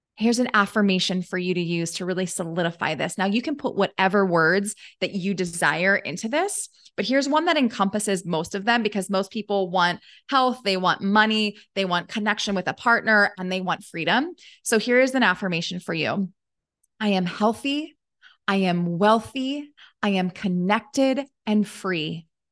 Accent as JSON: {"language": "English", "town": "Baltimore", "region": "Maryland", "country": "United States", "tie": "born or raised there", "said": "I grew up in Baltimore"}